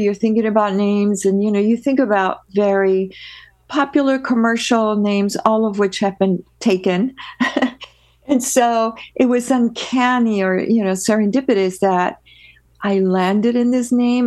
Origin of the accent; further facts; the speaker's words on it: Peru; now in United States; I am originally from Peru, South America, uh, born, born and raised, uh, with the rest of my family